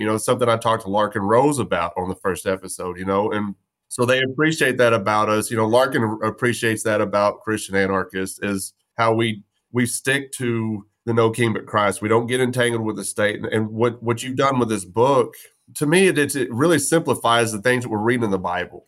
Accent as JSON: {"language": "English", "region": "West Texas", "country": "United States", "tie": "born or raised there", "said": "I'm from West Texas. There's no trees. We chased horny toads and, and ran from rattlesnakes."}